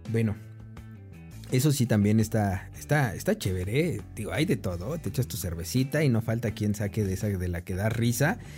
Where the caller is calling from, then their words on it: Buenos Aires, Argentina; Hola amigos de Atmósfera Radio 105 en Puebla, México. Mandamos mensajes desde Buenos Aires, Argentina. Somos de … del pan rock porteño.